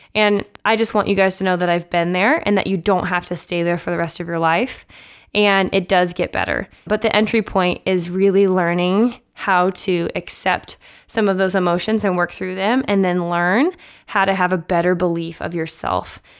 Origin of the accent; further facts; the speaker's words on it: Omaha, Nebraska, United States; moved away; Growing up in Omaha, Nebraska, which is where I'm from